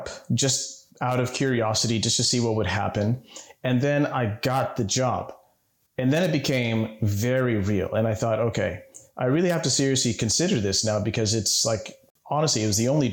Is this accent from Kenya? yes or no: yes; Nairobi, Kenya; growing up in Nairobi